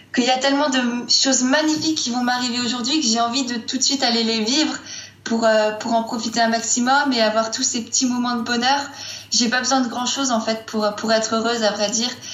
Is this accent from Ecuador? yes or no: no; Strasbourg, Grand Est, France; moved away as an adult; now in Grenoble, France; je viens de Strasbourg